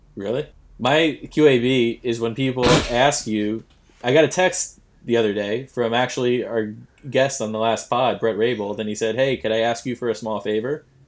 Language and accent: English; New York, United States; we're from New York